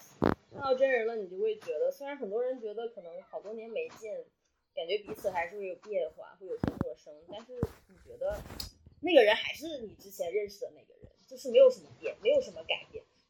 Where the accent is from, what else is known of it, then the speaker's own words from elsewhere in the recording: Panjin, Liaoning, China; 来到盘锦， 嗯 我的家乡。